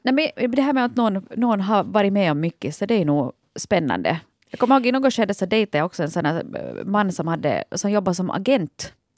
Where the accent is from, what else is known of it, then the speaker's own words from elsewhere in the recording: Vaasa, Ostrobothnia, Finland; jag är ju hemma från Vasa